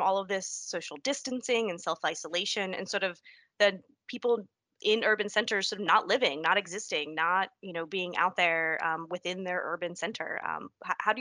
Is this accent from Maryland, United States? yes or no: no; New York City, New York, United States; as a New Yorker